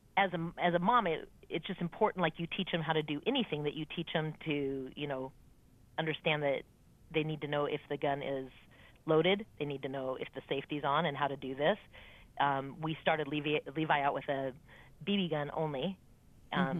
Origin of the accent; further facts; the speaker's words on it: Los Angeles, California, United States; I was raised in Los Angeles